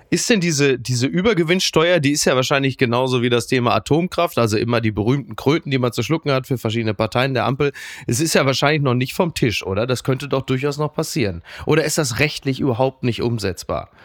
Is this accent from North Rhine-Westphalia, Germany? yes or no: yes; Castrop-Rauxel, North Rhine-Westphalia, Germany; die Sonnenstraße in meiner Heimat Castrop-Rauxel